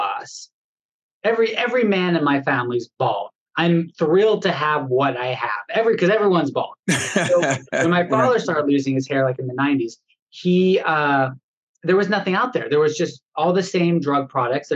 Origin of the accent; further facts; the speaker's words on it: Los Angeles, California, United States; I was born here in Los Angeles and we're in Los Angeles, California.